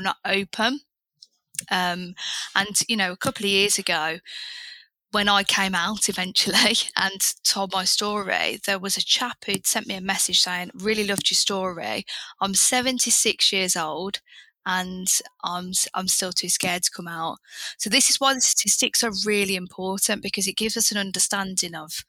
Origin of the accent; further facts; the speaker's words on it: Birmingham, West Midlands, United Kingdom; moved away as an adult; I'm from Birmingham, which you can imagine is a really nice urban place to be.